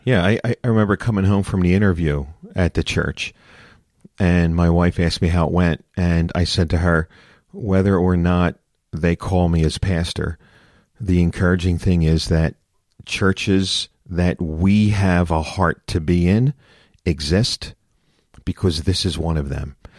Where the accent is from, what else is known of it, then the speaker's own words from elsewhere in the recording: Philadelphia, Pennsylvania, United States; I'm born and raised in Philadelphia.